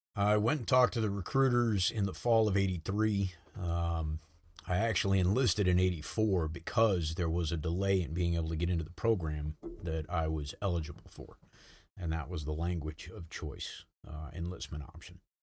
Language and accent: English; North Kingstown, Rhode Island, United States; moved away as an adult; I grew up in North Kingstown, Rhode Island